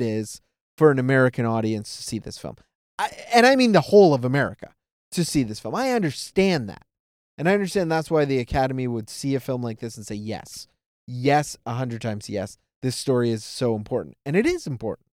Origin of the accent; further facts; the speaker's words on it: Toronto, Ontario, Canada; I grew up around in Toronto, it's very multicultural